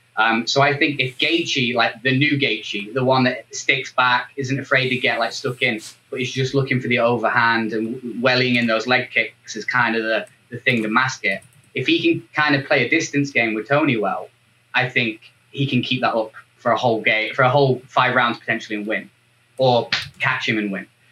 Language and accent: English; England, United Kingdom; I'm the only Englishman